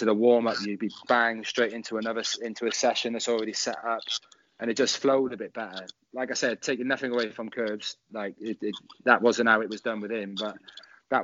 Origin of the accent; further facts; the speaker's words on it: Newport, Wales, United Kingdom; moved away; Newport, my hometown back in Wales